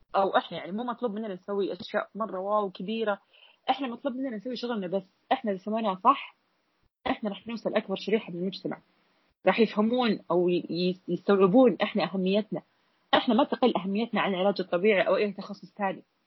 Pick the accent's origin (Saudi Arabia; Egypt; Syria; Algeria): Saudi Arabia; عندنا بالسعودية